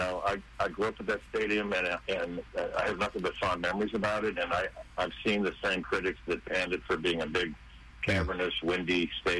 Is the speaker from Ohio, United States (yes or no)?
yes; Solon, Ohio, United States; moved away as an adult; also born or lived in Cleveland, Ohio / Dallas, Texas; I grew up outside of Cleveland on the southeast side and spent my teen years, or even before that, out in the Solon, Bainbridge area. Went to Solon High School.